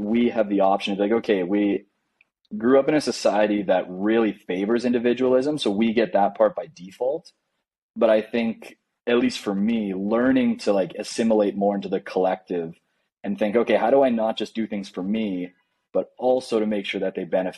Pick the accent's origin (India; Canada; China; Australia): Canada; moved away as an adult; now in Medellin, Colombia; coming from Canada